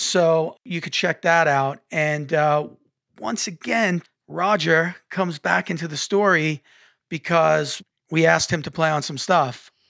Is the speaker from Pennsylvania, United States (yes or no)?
no; New York, United States; Jimmy and I, even though we're across the country now, we all grew up in New York together.